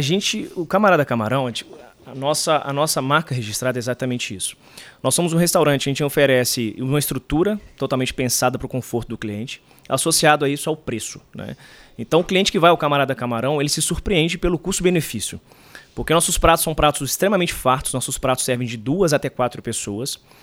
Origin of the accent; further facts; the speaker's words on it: Recife, Pernambuco, Brazil; a gente é de Recife, né? Nascemos, nascemos em Recife.